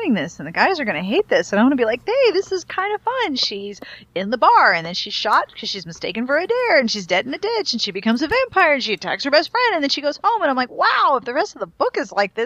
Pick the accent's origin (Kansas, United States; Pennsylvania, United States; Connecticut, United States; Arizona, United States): Pennsylvania, United States; moved away; I grew up in Pennsylvania